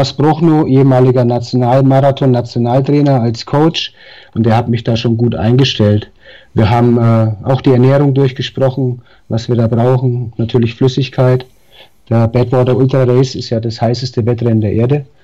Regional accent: Darmstadt, Hesse, Germany; born there; accent: Franconian; now in Nuremberg, Germany; ich lebe seit 20 Jahren in Nürnberg, bin zwar gebürtiger Darmstädter, aber ja, Nürnberg

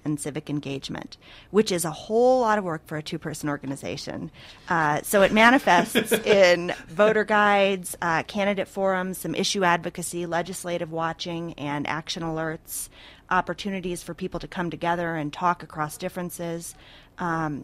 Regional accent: Colorado Springs, Colorado, United States; also born or lived in East Coast; the community in which I had grown up, my hometown

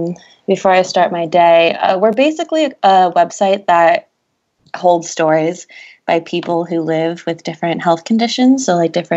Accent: Salem, Massachusetts, United States; I was born in Salem, Massachusetts

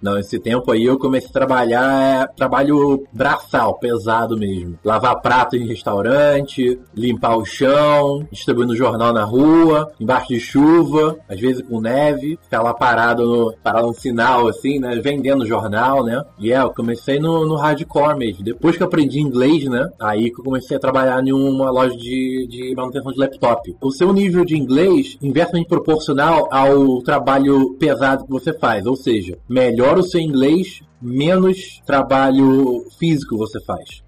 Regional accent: São Gonçalo, Rio de Janeiro, Brazil; moved away as an adult; also born or lived in Ireland; now in Poland; Nasci e cresci no São Gonçalo, Rio de Janeiro, no estado do Rio de Janeiro

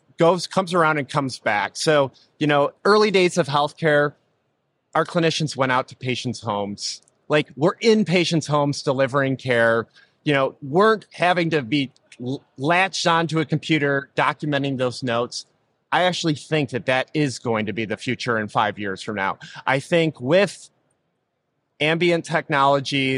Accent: Rochester, New York, United States; I was born and raised in Rochester, New York

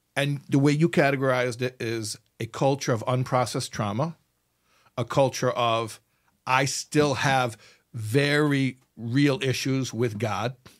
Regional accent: United States; first language English; I grew up in America, I'm an American boy.

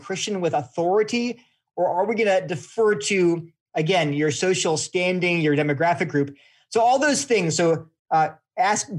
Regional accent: California, United States; I was born in California

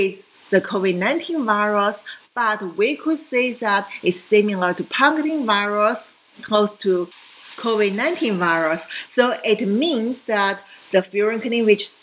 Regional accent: China; moved away; also born or lived in Hong Kong; I came from China

